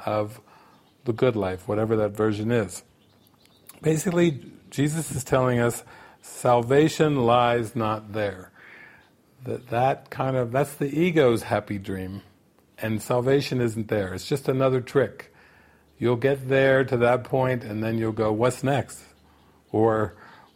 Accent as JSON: {"language": "English", "country": "United States", "tie": "born or raised there", "said": "growing up in America"}